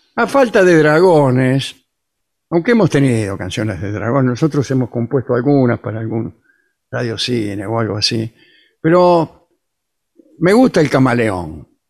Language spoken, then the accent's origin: Spanish; Argentina; somos argentinos